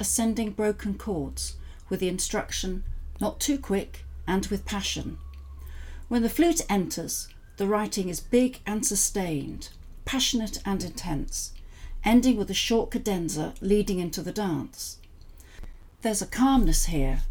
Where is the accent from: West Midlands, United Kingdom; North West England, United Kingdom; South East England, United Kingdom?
North West England, United Kingdom; Southport; also born or lived in Manchester; now in Brighton and Hove, United Kingdom; in Southport, where I was born